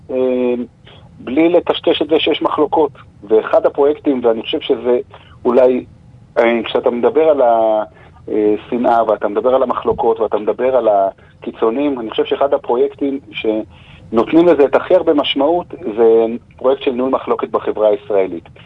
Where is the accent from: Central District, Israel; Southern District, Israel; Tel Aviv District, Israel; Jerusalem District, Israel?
Jerusalem District, Israel; Jerusalem; בעיר ירושלים, שאנחנו חיים בה, אנחנו מירושלים